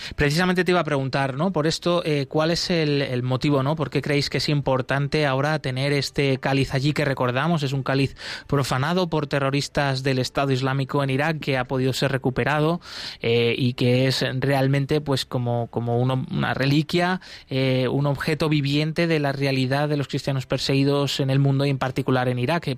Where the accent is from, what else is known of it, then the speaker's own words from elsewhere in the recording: Poland; now in Bulgaria; Soy un misionero polaco